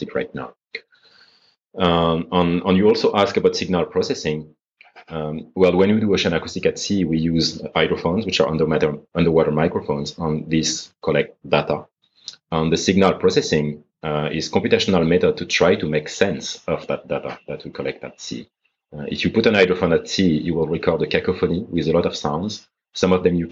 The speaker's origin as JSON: {"language": "English", "town": "Paris", "region": "Île-de-France", "country": "France", "tie": "born or raised there", "also_born_or_lived": "Grenoble, France", "moved": "as an adult", "said": "I'm French. I was born in Paris in 1984. I stayed there until I was 20."}